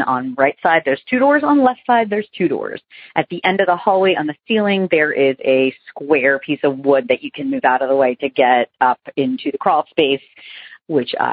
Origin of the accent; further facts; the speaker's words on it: Boston, Massachusetts, United States; also born or lived in New York; now in Bluffton, United States; Um, I am originally from the Boston and the New York areas, but currently live in Bluffton, South Carolina.